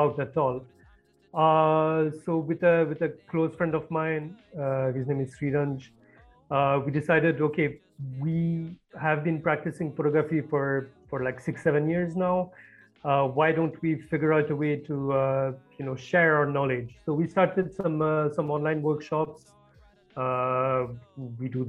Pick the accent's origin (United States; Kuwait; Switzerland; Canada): Switzerland; French part of Switzerland, Romandy; moved away as an adult; also born or lived in Singapore / India; I was born and brought up in Switzerland, in the French part of Switzerland.